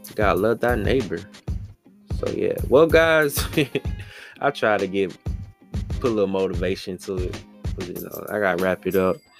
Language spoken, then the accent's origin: English; Washington, District of Columbia, United States; my hometown, Washington DC.